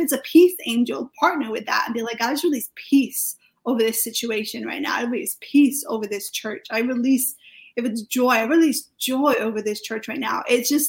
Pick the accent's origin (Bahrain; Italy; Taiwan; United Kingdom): United Kingdom; Wales; now in Reading, United Kingdom; so I do live in Reading, but I'm actually from Wales. I live in Wales, my whole family's still over there, so I'm Welsh and British.